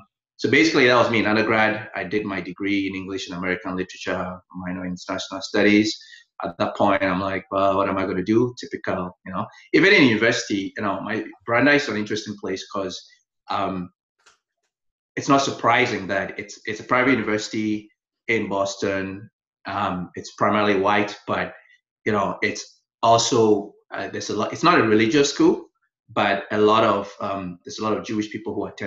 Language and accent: English; Accra, Greater Accra, Ghana; also born or lived in United States / Toronto; now in Bruce County, Canada; I grew up in Accra, the capital